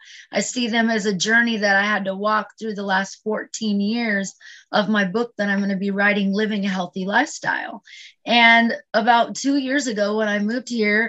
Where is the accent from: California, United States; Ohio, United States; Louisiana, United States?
California, United States; I was born and raised in California, But I've lived in like 15 different states, including 3 states overseas. So I was a Navy brat